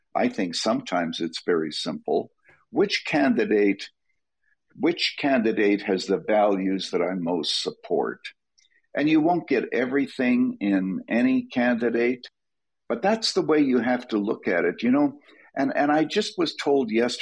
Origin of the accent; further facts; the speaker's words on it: Canada; moved away as an adult; now in United States; I was born and raised in Canada. I am a naturalized American citizen